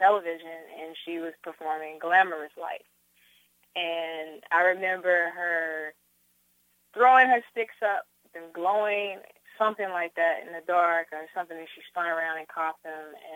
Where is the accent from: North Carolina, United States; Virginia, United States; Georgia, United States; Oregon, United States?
North Carolina, United States; growing up in North Carolina, the influences musically over me were my family